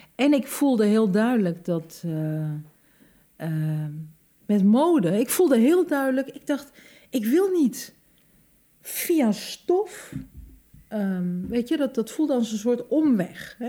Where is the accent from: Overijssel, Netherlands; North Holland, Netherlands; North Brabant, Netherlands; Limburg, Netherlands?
Overijssel, Netherlands; Hengelo; ik ben geboren in Hengelo en ik, wij woonden mijn hele leven lang in de sterrenbuurt